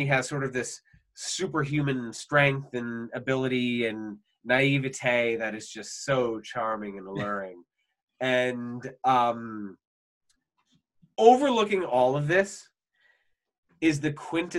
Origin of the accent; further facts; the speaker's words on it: United States; as an American